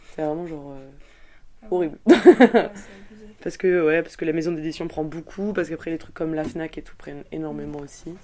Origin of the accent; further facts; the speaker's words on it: France; now in Belgium; je suis française